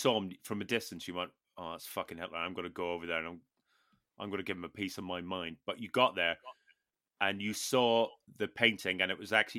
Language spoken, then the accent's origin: English; Newtownards, Northern Ireland, United Kingdom; That's my hometown.